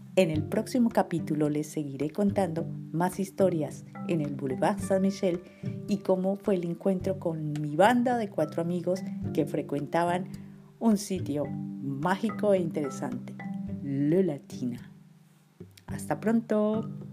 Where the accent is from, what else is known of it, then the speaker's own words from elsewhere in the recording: Colombia; moved away as an adult; also born or lived in France; todos nosotros tendríamos que enfrentarnos como colombianos en el exterior. En Colombia, en la década de los 80 y los 90, tuvimos que sobrevivir